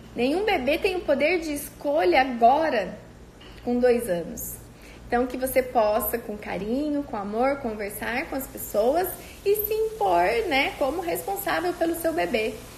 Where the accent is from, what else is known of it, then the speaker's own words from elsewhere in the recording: Cândido Mota, São Paulo, Brazil; moved away; lá da minha cidade, de Cândido Mota